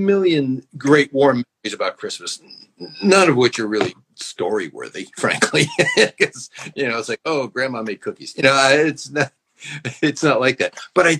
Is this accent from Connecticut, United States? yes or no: yes; Connecticut, United States; now in Los Angeles, United States; I grew up in Connecticut.